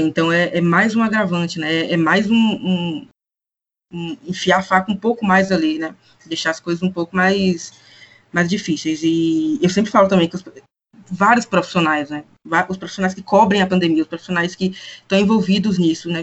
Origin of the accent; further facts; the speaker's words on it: interior of Bahia, Brazil; sou do interior da Bahia